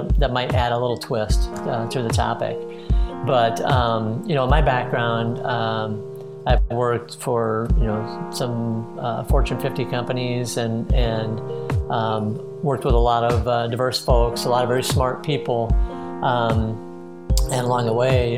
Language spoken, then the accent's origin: English; Midwest, United States; moved away as an adult; now in St. Petersburg, United States; I grew up in the Midwest, moved to Florida three years ago, and loving life here in St. Petersburg